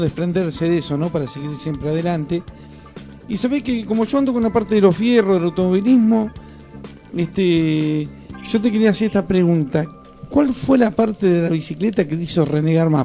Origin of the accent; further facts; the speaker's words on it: Uruguay; moved away as an adult; now in Argentina; yo me crié en el Uruguay, este, durante 18 años viví en el Uruguay, después vine para acá, para Argentina